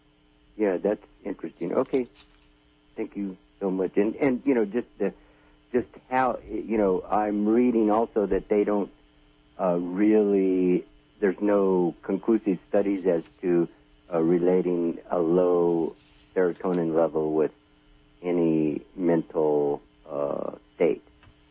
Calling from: California, United States; I'm Southern Humboldt.

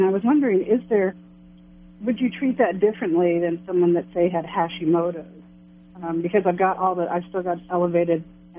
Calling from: Kansas City, United States; Kansas City, from Kansas City.

